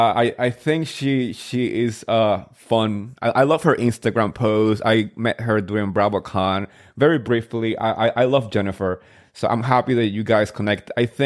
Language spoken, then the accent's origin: English; New Jersey, United States; moved away; I grew up in Jersey. I moved to Jersey when I was 13.